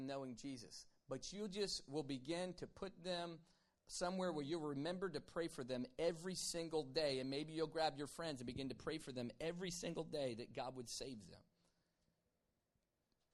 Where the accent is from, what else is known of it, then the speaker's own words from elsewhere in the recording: Virginia, United States; growing up in Virginia